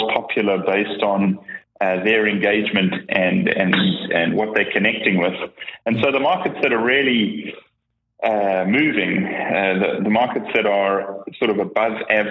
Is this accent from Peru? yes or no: no; South Africa; moved away as an adult; now in British Columbia, Canada; I'm originally from South Africa, kind of grew up there, schooled there, went to varsity there, actually started my first business there.